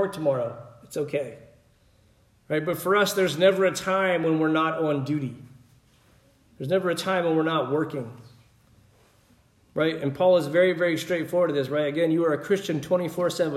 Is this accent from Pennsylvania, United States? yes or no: yes; Pennsylvania, United States; moved away; also born or lived in Mississippi; Growing up in Pennsylvania, we would always get extra bread and milk